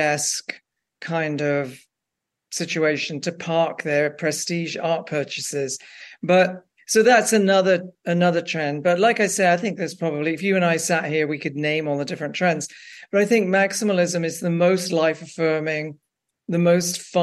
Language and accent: English; England, United Kingdom; moved away; I grew up working class in England